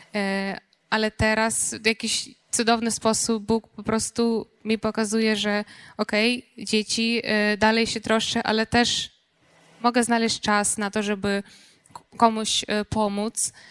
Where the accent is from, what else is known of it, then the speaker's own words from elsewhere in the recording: Ukraine; Polish is a second language; moved away as an adult; now in Poland; jestem Ukrainką